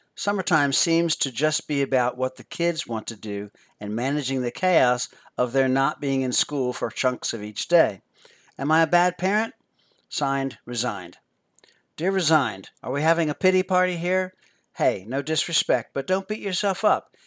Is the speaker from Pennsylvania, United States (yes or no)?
yes; Philadelphia, Pennsylvania, United States; I grew up near Philadelphia, Pennsylvania, and never saw all the neat tourist attractions until I became a tourist for a day as a senior in high school